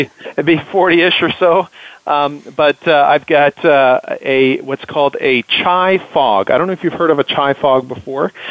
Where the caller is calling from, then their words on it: Waterloo, Ontario, Canada; I am calling in from actually today, sunny uh, Waterloo, Ontario, Canada.